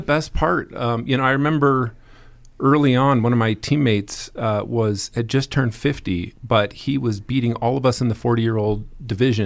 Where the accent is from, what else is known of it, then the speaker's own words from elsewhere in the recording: Indiana, United States; moved away; also born or lived in Lakewood, Colorado; a little kid growing up in Indiana